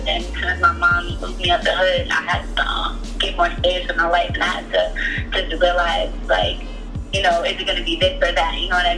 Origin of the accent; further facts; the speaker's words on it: New York City, New York, United States; I'm from the Bronx in New York City